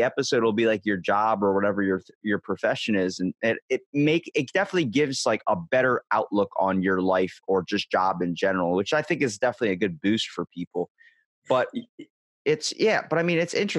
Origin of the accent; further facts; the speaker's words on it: Ocean City, Maryland, United States; I'm from Ocean City, Maryland